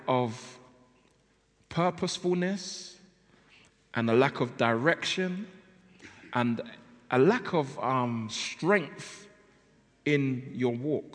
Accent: London, United Kingdom; I come from South London, and I grew up in South London, and that basically means I don't pronounce my L's and my T's very well

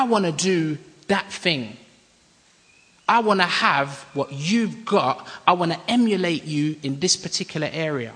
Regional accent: London, United Kingdom; We come from London

